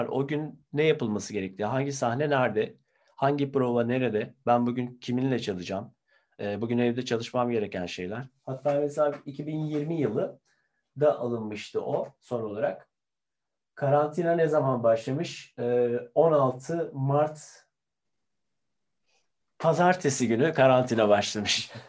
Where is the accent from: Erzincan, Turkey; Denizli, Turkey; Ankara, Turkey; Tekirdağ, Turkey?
Ankara, Turkey; ben Ankara'da tabii ki çok çalmak isterim bir Ankaralı olarak.